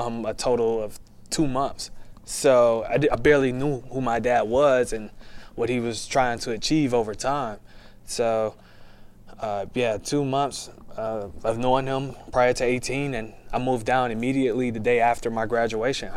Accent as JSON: {"language": "English", "town": "Detroit", "region": "Michigan", "country": "United States", "moved": "yes", "lives_now": "Texas, United States", "said": "I'm from Detroit, Michigan"}